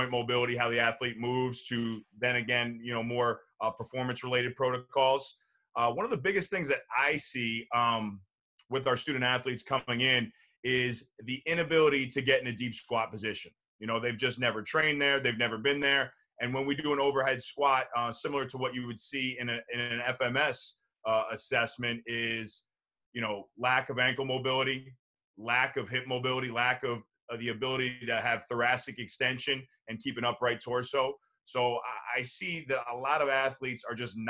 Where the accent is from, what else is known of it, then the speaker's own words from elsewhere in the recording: New Jersey, United States; growing up in New Jersey